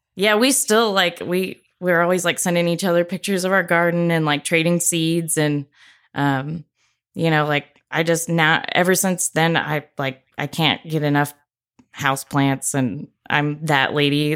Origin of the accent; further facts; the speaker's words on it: Corpus Christi, Texas, United States; I grew up in Corpus, so it was m, more like brush